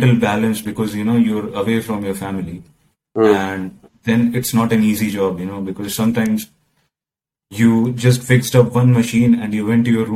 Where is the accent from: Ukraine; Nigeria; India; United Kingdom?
India; moved away as an adult; now in Rotterdam, Netherlands; I'm from India